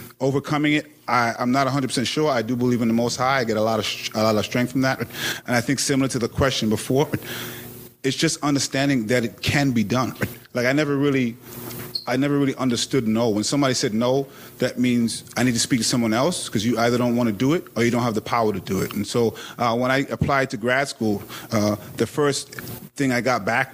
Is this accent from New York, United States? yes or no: yes; New York City, New York, United States; I reek of Brooklyn wherever I go